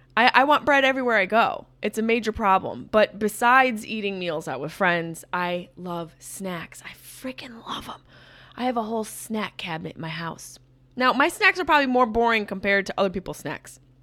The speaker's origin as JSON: {"language": "English", "region": "Upstate New York", "country": "United States", "moved": "yes", "said": "I'm a s, quote-unquote New Yorker. Upstate New York, which makes up the chunk of the state"}